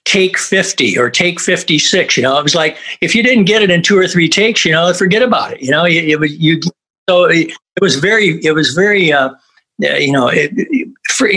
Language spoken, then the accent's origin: English; Flint, Michigan, United States; we grew up in Flint, Michigan